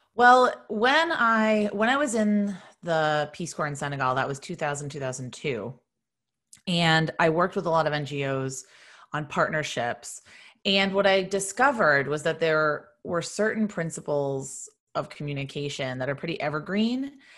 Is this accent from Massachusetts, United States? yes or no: yes; Boston, Massachusetts, United States; moved away as an adult; also born or lived in Virginia; I'm from Boston